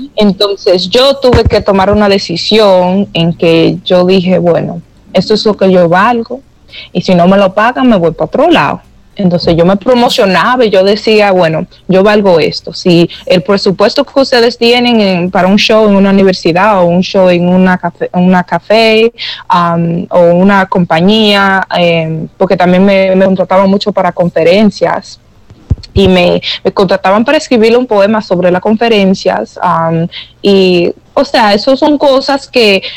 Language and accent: Spanish; New York, United States; moved away; yo crecí en Nueva York sin familia